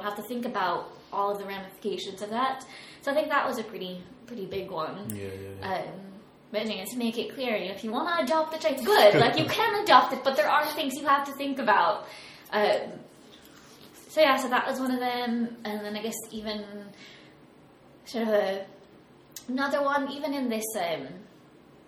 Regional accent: United States; moved away; I was raised in America.

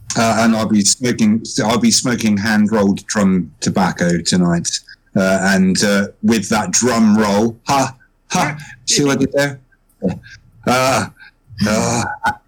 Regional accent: United Kingdom; I am a Brit.

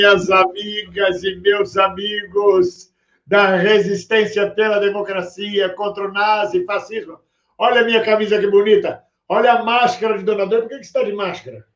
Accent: Brazil; now in Portugal

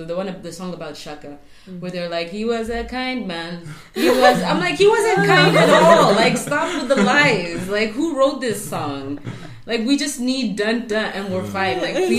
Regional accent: South Africa; It's a way of demeaning us as South African black people and trying to show that we're savages in comparison to these, like, civilized white people.

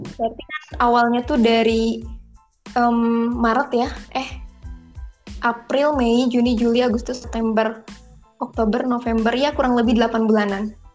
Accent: Kuningan, West Java, Indonesia; asal dari Kuningan, Jawa Barat

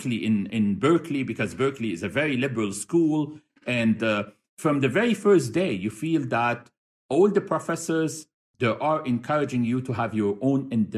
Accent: Cairo, Cairo Governorate, Egypt; moved away as an adult; also born or lived in Bahrain / United States; now in Doha, Qatar; I am from Cairo, Egypt. I was raised there

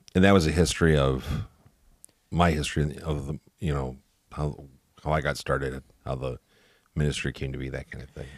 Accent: Northwest Indiana, United States; I grew up in Northwest Indiana, so, like, Hammond, Gary, Portage, Valpo area

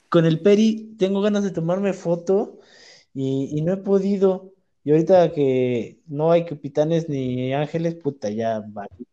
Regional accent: Puebla, Mexico; soy de Puebla

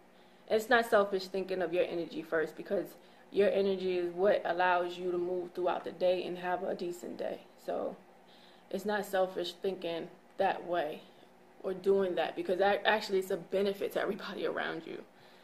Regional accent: England, United Kingdom; I don't know. I'm English.

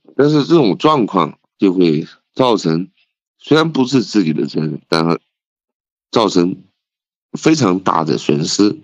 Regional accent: Leshan, Sichuan, China; also born or lived in Lhasa, Tibet; 因为我是四川人，那我可以用一个，一句四川话来形容

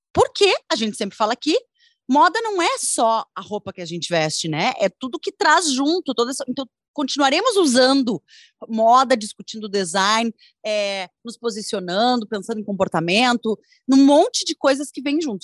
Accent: Brazil; eu, como brasileira

